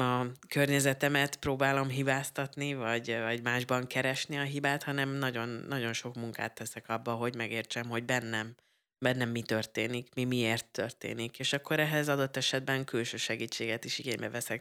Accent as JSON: {"language": "Hungarian", "area": "Budapest agglomeration", "region": "Central Hungary", "country": "Hungary", "tie": "born or raised there", "said": "én ugye az agglomerációban nőttem fel, és akkor be kellett mennem egyedül Budapestre"}